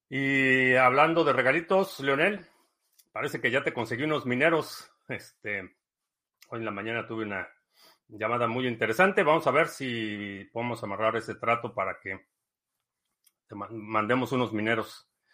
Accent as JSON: {"language": "Spanish", "country": "Mexico", "tie": "born or raised there", "said": "crecí, crecí en México"}